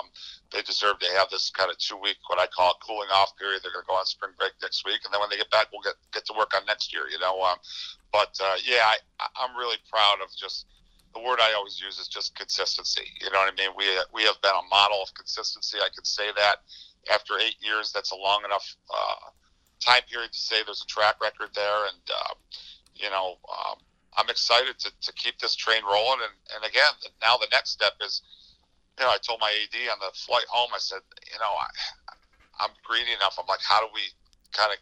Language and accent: English; Syracuse, New York, United States; I grew up in Syracuse